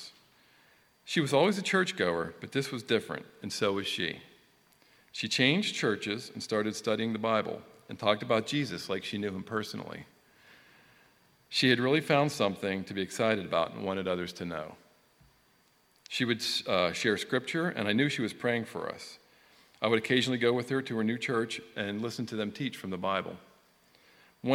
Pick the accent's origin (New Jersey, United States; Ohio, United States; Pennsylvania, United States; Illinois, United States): Pennsylvania, United States; Johnstown; moved away as an adult; also born or lived in Newtown; I was born in Johnstown, PA in 1965, and I lived there until I moved to Newtown in 1987